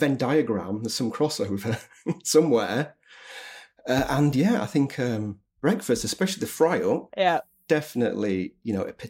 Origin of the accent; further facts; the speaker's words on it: England, United Kingdom; being English, and being British